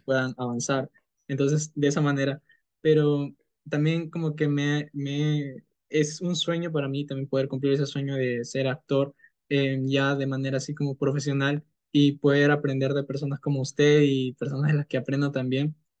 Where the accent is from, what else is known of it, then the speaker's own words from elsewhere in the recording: Peru; tengo 19 años, soy de Perú